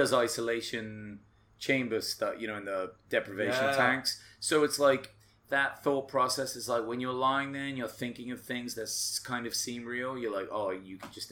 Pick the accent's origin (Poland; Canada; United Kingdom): United Kingdom; England; I'm English